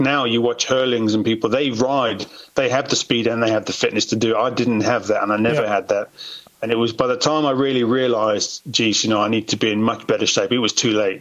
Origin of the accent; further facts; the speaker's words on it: England, United Kingdom; I've always had a British passport, right. so yeah, always would have been England